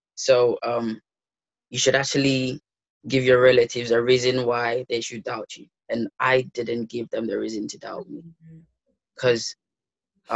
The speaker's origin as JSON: {"language": "English", "country": "Ghana", "tie": "born or raised there", "also_born_or_lived": "London", "moved": "as an adult", "lives_now": "Leicester, United Kingdom", "said": "So I grew up in Ghana for 18 years"}